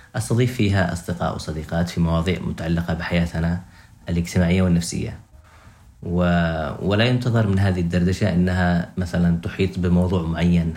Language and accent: Arabic; Yemen; إحنا كمجتمع يمني